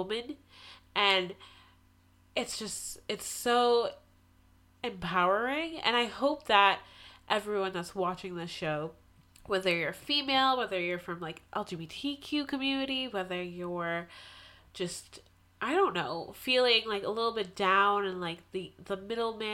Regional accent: Massachusetts, United States; Massachusetts, my hometown

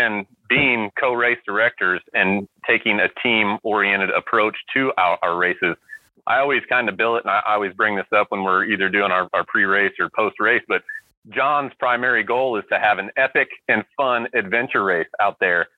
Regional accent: Indiana, United States; being from the Hoosier State

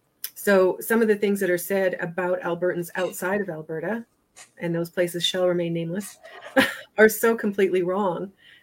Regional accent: Belfast, Northern Ireland, United Kingdom; born there; And I was born in Belfast, Northern Ireland, which is where sort of the heartland of the Troubles were before the peace agreement happened.

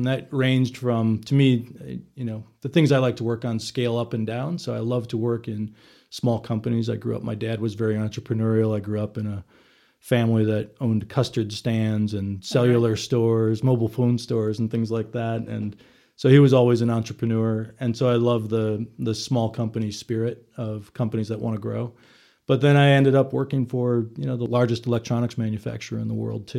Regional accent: Milwaukee, Wisconsin, United States; So went to grew up in Milwaukee between my family and my wife still works for the Chamber of Commerce in Milwaukee.

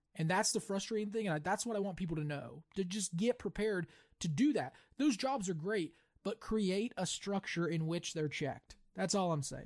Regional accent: West Virginia, United States; you and I grew up in West Virginia, but we didn't grow up in a cool town. But we did grow up in a company town.

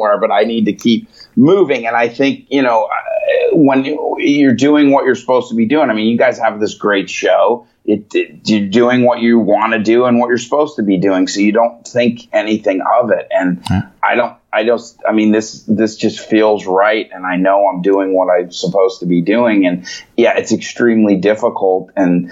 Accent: Chicago, Illinois, United States; I was born in Chicago

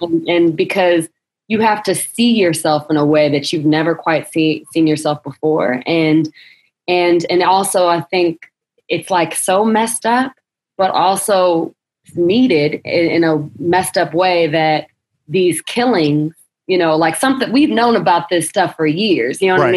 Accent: Joliet, Illinois, United States; also born or lived in Chicago; I'm actually was born in Joliet, Illinois, outside of Chicago, um, but I have a lot of family um, born and raised in Chicago, so I spent a lot of time in Chicago growing up

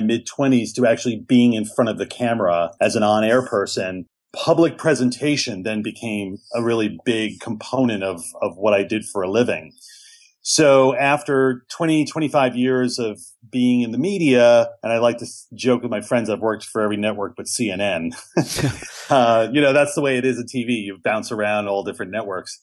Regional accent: New York City, New York, United States; I grew up in New York City.

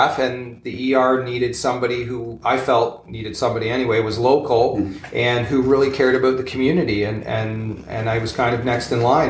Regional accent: Leith, Ontario, Canada; also born or lived in Toronto, Canada; now in Alliston, Canada; I grew up in Owen Sound, Ontario, just about an hour and 15 or an hour and a half from here, northwest, in a small town called Leith, actually, is where I grew up.

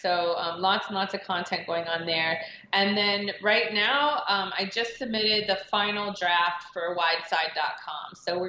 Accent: Cincinnati, Ohio, United States; I'm originally from Cincinnati, Ohio.

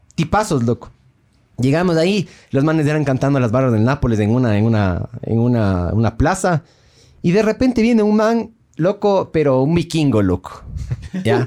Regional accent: Ecuador; de ecuatoriano

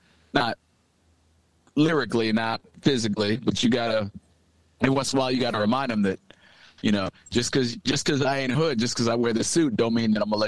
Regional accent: Brentwood, United States; I'm from Brentwood. I'm not street. I'm not from any project. Had both my parents around for the most part

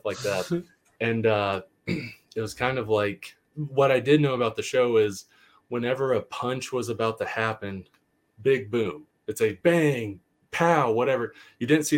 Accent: the South, United States; I grew up in the South, and the town that he depicts feels like a Southern town I grew up

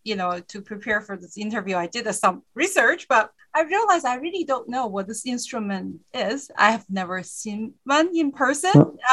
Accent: China; moved away; I grew up in China

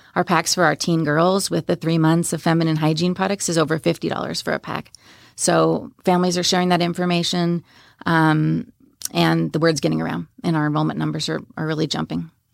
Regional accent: Long Island, New York, United States; also born or lived in Washington State; now in Frisco, United States; I grew up in New York on Long Island

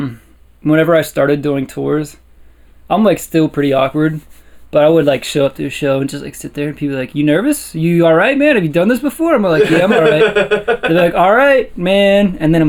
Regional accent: Warrendale, Pennsylvania, United States; I grew up in Warrendale.

